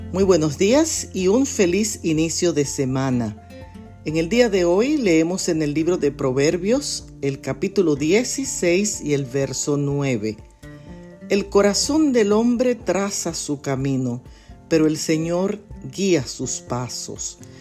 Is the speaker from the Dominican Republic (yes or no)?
yes; Dominican Republic; moved away; en mi país de origen, la República Dominicana